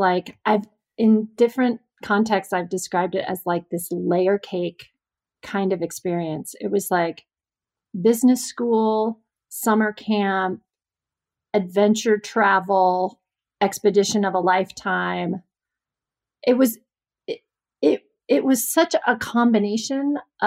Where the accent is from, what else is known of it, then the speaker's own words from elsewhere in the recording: Alaska, United States; I grew up in Alaska